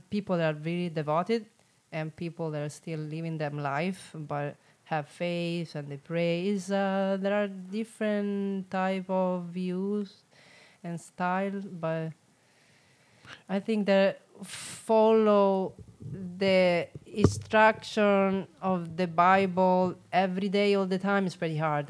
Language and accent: English; Rome, Lazio, Italy; English is a second language; moved away as an adult; now in San Diego, United States; I'm from Rome